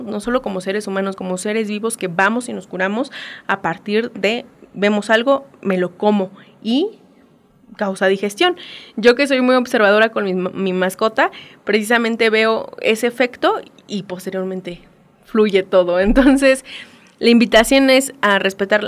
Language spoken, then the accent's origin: Spanish; Mexico; como mexicanos, eh, como latinoamericanos